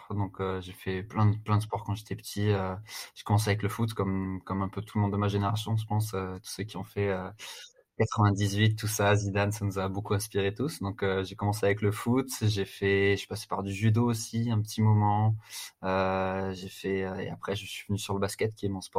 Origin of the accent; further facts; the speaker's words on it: Strasbourg, Grand Est, France; also born or lived in United States; now in Paris, France; j'ai 31 ans. Je suis originaire de Strasbourg.